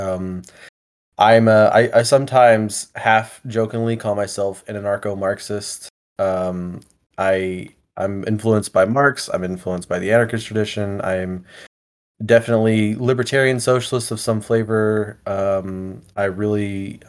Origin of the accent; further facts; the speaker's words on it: Houston, Texas, United States; now in Augusta, United States; Originally I'm from Texas, from the Houston area, but I moved over here because this is my wife's hometown